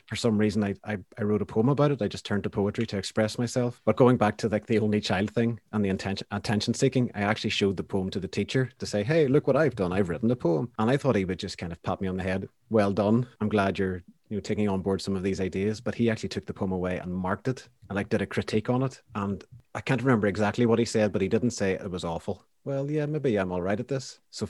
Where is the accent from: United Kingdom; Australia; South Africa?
United Kingdom; Banbridge, Northern Ireland; when I was growing up in Banbridge, I didn't know anyone else that played music.